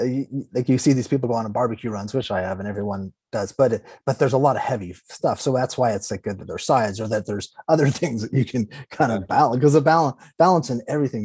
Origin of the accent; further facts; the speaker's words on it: Los Angeles, California, United States; I grew up in Los Angeles, which is extremely diverse.